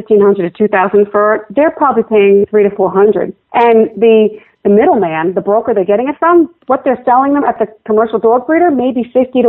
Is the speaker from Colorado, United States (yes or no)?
no; Massapequa, New York, United States; also born or lived in Italy; Massapequa, Long Island, where I've lived my entire life